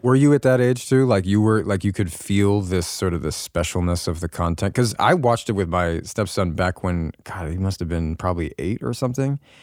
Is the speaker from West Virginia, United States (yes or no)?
no; Los Angeles, California, United States; growing up in Hollywood